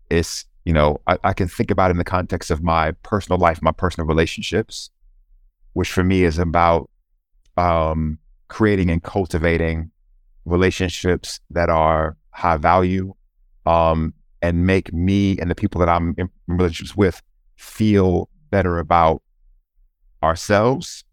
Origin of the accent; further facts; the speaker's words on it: Charlotte, North Carolina, United States; moved away; I grew up in a place called uh, Charlotte, North Carolina, which is the southeastern part of the US